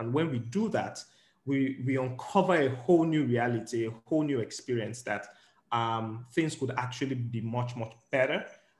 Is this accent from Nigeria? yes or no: yes; Nigeria; I'm speaking largely from the point of view of being in Nigerian, is that there's more open-mindedness here. And one of the important things, especially as Nigerians, that you need to come to the table with is an open mind.